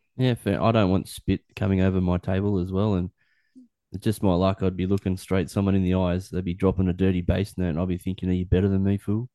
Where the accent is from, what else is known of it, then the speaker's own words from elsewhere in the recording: Newcastle, New South Wales, Australia; I grew up in Newcastle